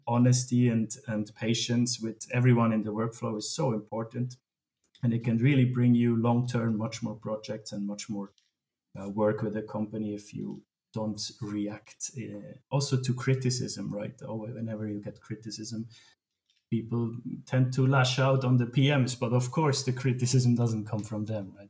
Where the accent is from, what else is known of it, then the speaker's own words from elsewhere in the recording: Switzerland; I grew up in Switzerland, and we have an amazing education system